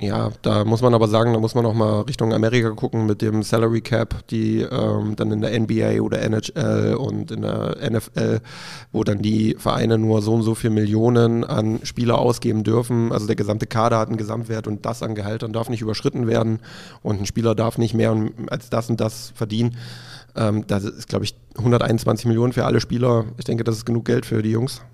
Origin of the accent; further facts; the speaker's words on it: Dessau, Saxony-Anhalt, Germany; moved away as an adult; also born or lived in Leipzig; now in Cologne, Germany; ich komme ja gebürtig aus dem Osten, aus Sachsen-Anhalt. Bis äh, ich 18 war, glaube ich, in Dessau gelebt.